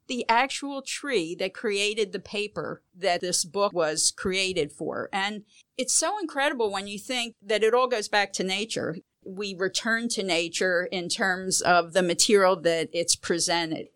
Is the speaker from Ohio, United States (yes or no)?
no; Philadelphia, Pennsylvania, United States; I grew up in Philadelphia